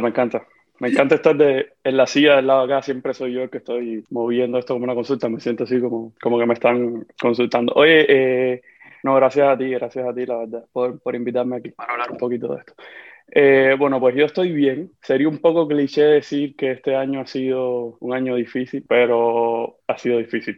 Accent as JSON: {"language": "Spanish", "country": "Cuba", "also_born_or_lived": "Haiti", "moved": "as an adult", "said": "yo salí de Cuba, ya, ya van a ser casi dos años"}